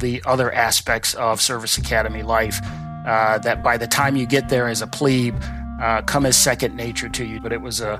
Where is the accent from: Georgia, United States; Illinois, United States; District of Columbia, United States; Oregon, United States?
District of Columbia, United States; Washington; as a young African-American boy growing up in Southeast Washington, D.C.